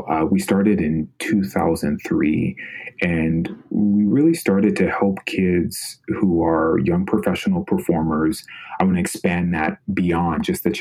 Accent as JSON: {"language": "English", "town": "Sacramento", "region": "California", "country": "United States", "moved": "as an adult", "said": "I'm from Sacramento, California originally"}